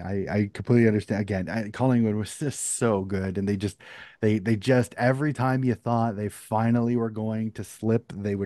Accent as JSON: {"language": "English", "country": "United States", "said": "And again, as an American"}